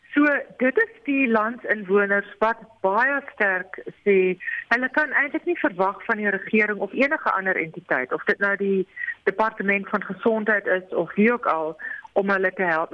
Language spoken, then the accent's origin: Afrikaans; South Africa; as Suid-Afrikaners